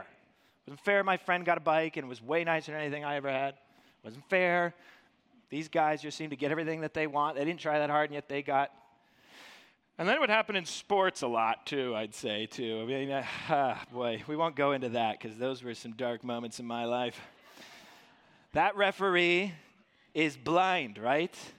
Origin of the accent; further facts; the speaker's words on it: Dublin, New Hampshire, United States; So I grew up here in the Monadnock region and, um, grew up i-, in Dublin